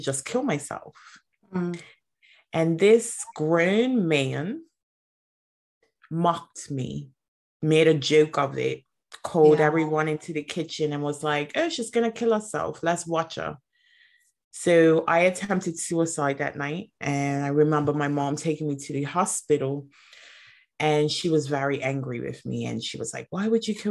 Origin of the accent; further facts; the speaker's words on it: Bermuda; I'm from Bermuda, so a very small community, very small environment.